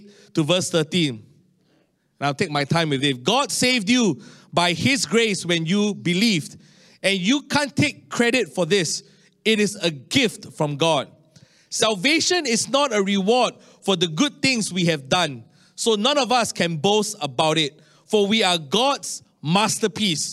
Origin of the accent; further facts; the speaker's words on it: Singapore; as a Singaporean